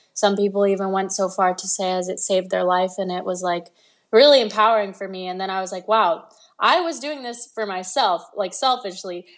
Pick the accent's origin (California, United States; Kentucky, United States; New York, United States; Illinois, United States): California, United States; Los Angeles; also born or lived in London; I moved to L A when I was six years old